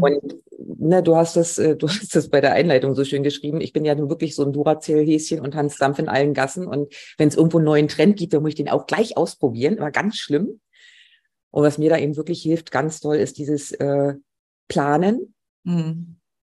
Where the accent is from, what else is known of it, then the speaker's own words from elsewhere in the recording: Mecklenburg-Vorpommern, Germany; ich bin in Mecklenburg gerade und möchte eigentlich auch nicht hier weg. Ich fühle mich wohl in meiner Heimat.